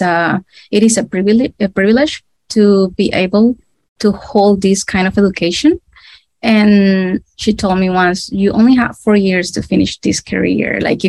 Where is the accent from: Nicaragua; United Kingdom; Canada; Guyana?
Nicaragua; Well, I am from Nicaragua. This is in a small country in Central America. We are right next to Costa Rica. It is a very hot and tropical country. And I was raised in a middle-class fam